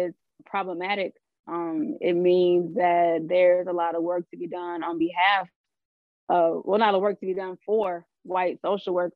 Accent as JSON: {"language": "English", "town": "San Diego", "region": "California", "country": "United States", "also_born_or_lived": "Bay Area, California", "moved": "as an adult", "lives_now": "Richmond, United States", "said": "I'm originally from San Diego, California"}